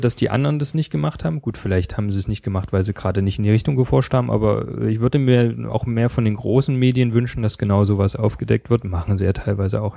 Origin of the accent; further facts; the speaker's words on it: Leipzig, Saxony, Germany; ich komme selber aus Leipzig, da ist man natürlich auch ein bisschen stolz drauf